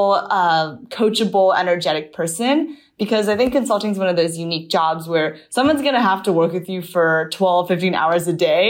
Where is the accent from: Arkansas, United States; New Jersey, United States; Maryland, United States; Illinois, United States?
Maryland, United States; moved away as an adult; also born or lived in Berkeley, California; I grew up in Maryland. I lived there through my high school years